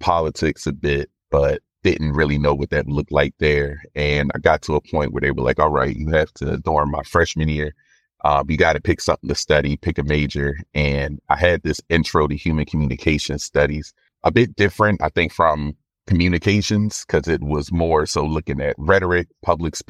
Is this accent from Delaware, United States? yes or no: no; Philadelphia, Pennsylvania, United States; now in Boston, United States; I was born and raised in North Philly to my mom and dad.